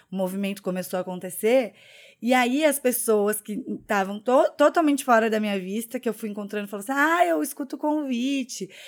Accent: Curitiba, Paraná, Brazil; accent: Curitiba; now in Porto Alegre, Brazil; nossa, você é de Curitiba, você não tem sotaque. Só que quando eu tô em São Paulo, as pessoas falam que eu tenho sotaque de Curitiba.

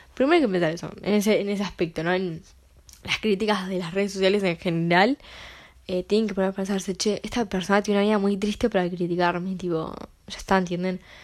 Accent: Uruguay; yo soy de Uruguay

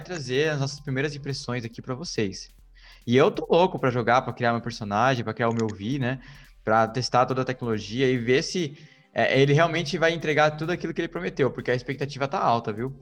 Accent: Brazil; eu sou como um bom brasileiro

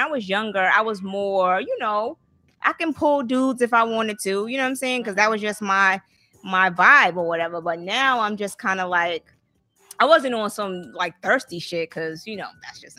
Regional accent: the South, United States; also born or lived in Atlanta / Boston; I'm from the South

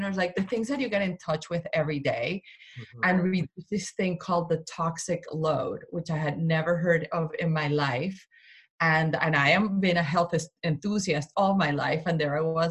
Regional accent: Colombia; also born or lived in Vermont; now in Connecticut, United States; I am Colombian, I am not American, so, and I, all my family is in Colombia, you know, I grew up there.

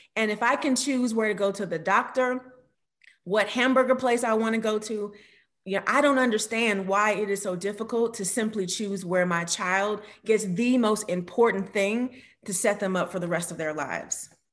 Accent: Miami, Florida, United States; growing up in Miami

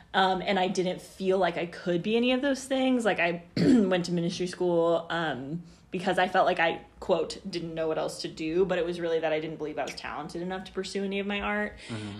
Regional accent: Overland Park, Kansas, United States; also born or lived in California; I'm from Overland Park

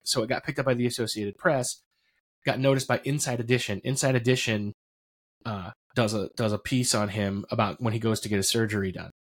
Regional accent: Roulette, Pennsylvania, United States; I grew up in Potter County

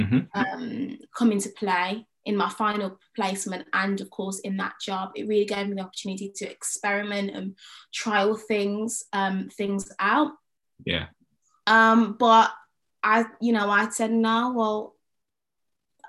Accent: Birmingham, West Midlands, United Kingdom; moved away as an adult; Do I move home in the summer and look for work in Birmingham or in and around Birmingham

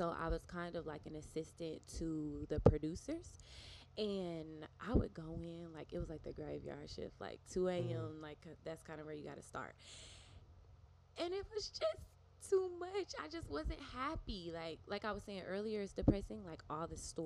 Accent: Harvest, Alabama, United States; I am from Harvest, Alabama

